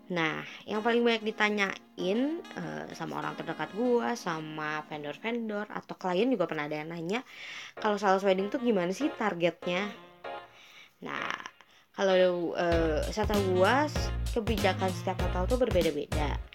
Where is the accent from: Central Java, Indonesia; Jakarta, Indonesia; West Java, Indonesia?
West Java, Indonesia; Gak apa-apa lah ya, gue kan orang Sunda juga.